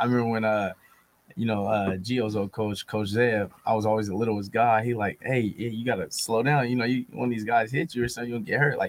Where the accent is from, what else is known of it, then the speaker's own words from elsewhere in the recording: Sacramento, California, United States; growing up in Sacramento was nice.